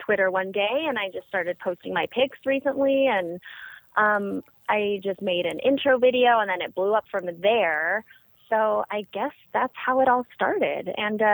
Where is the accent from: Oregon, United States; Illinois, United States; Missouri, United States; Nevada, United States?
Nevada, United States; Las Vegas; I grew up in a nice suburb of Vegas.